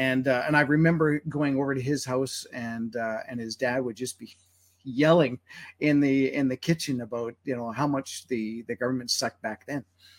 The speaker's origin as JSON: {"language": "English", "town": "Winnipeg", "region": "Manitoba", "country": "Canada", "tie": "born or raised there", "said": "I grew up in Winnipeg"}